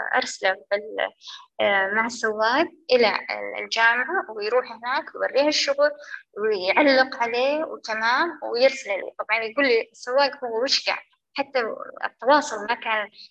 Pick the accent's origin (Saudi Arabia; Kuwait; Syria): Saudi Arabia; عندنا بالسعودية